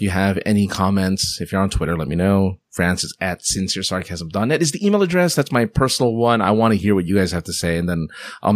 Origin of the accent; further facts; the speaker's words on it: Philippines